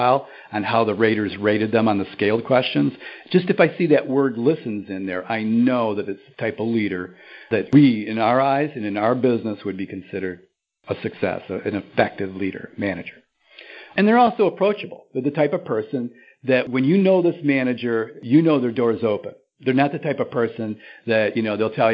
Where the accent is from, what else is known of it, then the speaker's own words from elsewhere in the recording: Lansing, Michigan, United States; I grew up in Lansing, Michigan